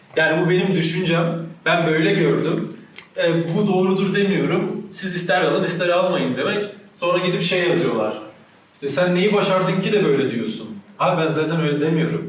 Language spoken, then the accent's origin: Turkish; Ankara, Turkey; Çay yolunda büyüdüm.